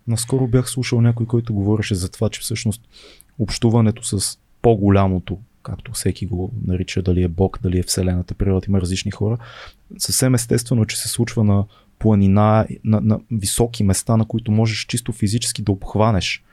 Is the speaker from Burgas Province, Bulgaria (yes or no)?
yes; Burgas, Burgas Province, Bulgaria; един спомен от детството ми в Бургас с дядо ми. Като бях 8-9 годишен